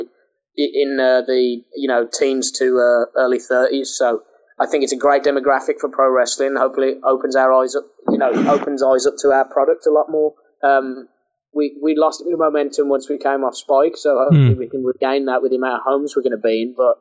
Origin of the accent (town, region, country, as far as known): Birmingham, West Midlands, United Kingdom; born or raised there